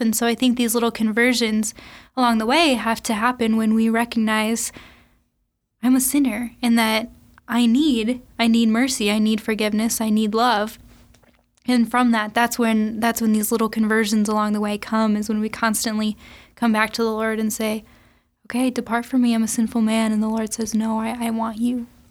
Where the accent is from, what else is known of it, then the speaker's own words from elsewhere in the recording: Sioux Falls, South Dakota, United States; also born or lived in Saint Paul; I grew up here in Sioux Falls, uh, went to school in Saint Paul, and recently just moved back